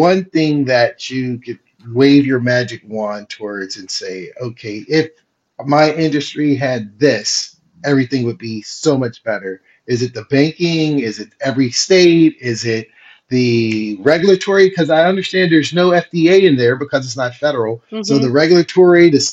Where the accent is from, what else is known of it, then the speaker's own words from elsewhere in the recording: Appleton, Wisconsin, United States; I grew up in Appleton, Wisconsin